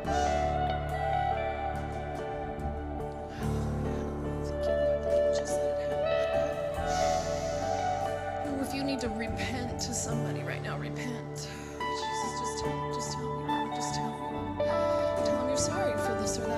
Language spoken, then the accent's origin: English; United States; I am an American